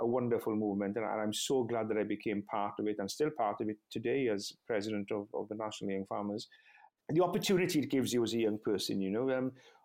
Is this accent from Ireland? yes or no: no; West Wales, United Kingdom; first language Welsh; English is a second language; I was brought up in West Wales back in the 1970s.